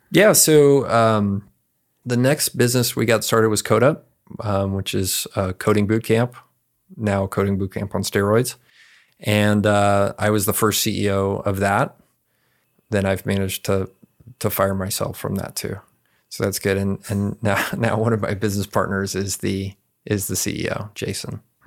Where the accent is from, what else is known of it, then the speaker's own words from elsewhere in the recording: San Antonio, Texas, United States; I grew up here in San Antonio, uh, in a internal suburb called Almos Park